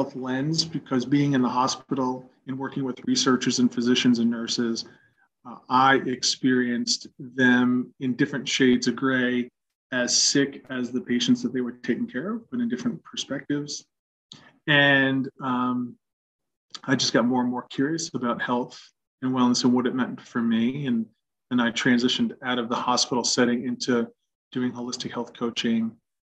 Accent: New York, United States; moved away; also born or lived in Cincinnati, Ohio; Born and raised in New York, family of two other siblings, mom, dad

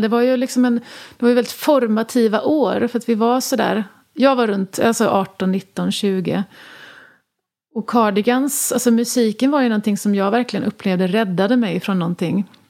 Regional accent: Jönköping, Jönköping County, Sweden; moved away as an adult; also born or lived in New York; vi var från Jönköping och bodde där länge

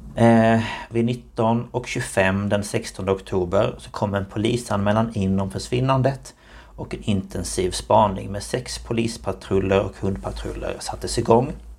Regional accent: Markaryd, Kronoberg County, Sweden; kommer jag från Markaryd i Småland

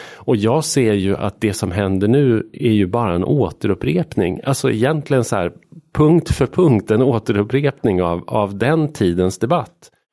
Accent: Arbrå, Gävleborg County, Sweden; moved away as an adult; jag är född och uppvuxen i en by utanför en, ett litet industrisamhälle, vattenkraftssamhälle som heter Arbro som ligger mellan Bollnäs och Järvsö.

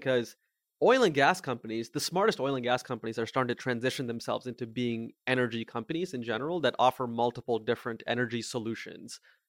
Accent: India; now in Mountain View, United States; Yeah, I am from India. I was born in a small town in India, actually at the exact same hospital where both my mom and my grandfather were born.

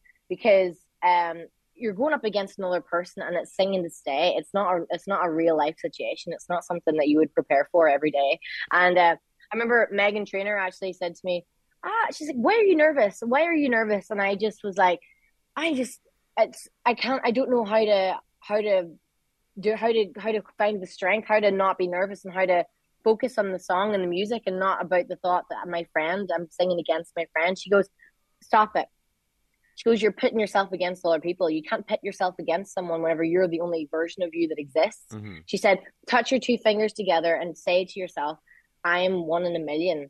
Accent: Derry, Northern Ireland, United Kingdom

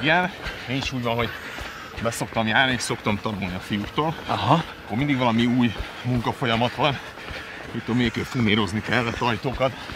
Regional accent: Budapest, Hungary; Iskola után Kőbányáról egyedül át Margit szigetre, harmadikos koromtól

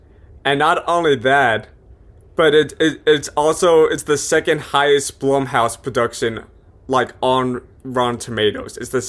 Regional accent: Clifton, New Jersey, United States; Clifton, New Jersey, my hometown.

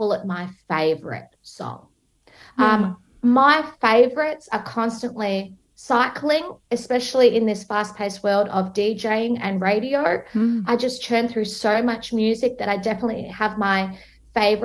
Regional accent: Melbourne, Victoria, Australia; here, mate, in Melbourne

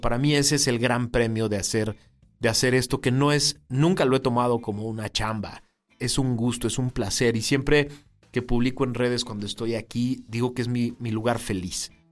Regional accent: Mexico; los mexicanos tenemos que estar conscientes

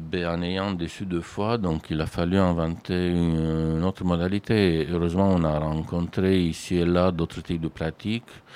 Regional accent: Romania; moved away as an adult; now in France; je viens d'un pays où la pratique d'architecture n'était pas du tout comme ça

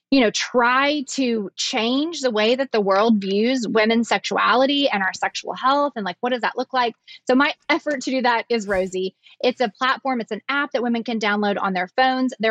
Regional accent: the South, United States; accent: southern

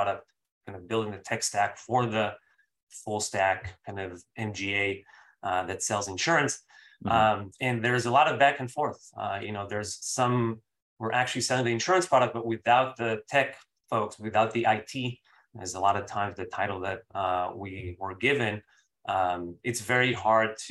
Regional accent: Israel; moved away as an adult; also born or lived in Bay Area, United States; now in United States; I'm from Israel originally. I moved in 2008 to the Bay Area for school.

